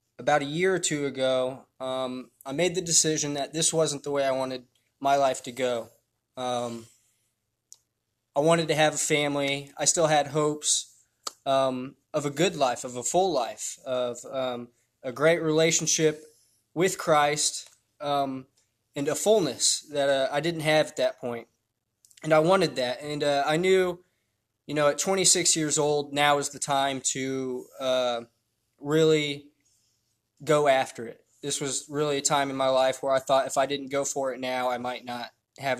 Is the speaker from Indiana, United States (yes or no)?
yes; Indiana, United States; I was born in Indiana, 1992, so I'm 27 now. I had a good childhood